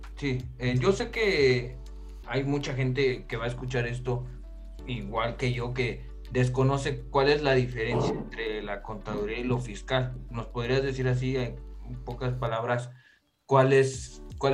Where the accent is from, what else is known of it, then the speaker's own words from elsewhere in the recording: Mexico City, Mexico; yo soy de Pedregal de Santo Domingo